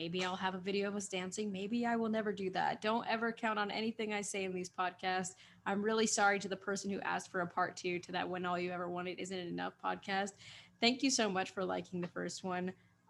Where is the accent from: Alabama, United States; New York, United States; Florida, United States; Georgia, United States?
New York, United States; Queens; Chile Dominican Rican, something like that. Yeah, but I always say I'm from Queens.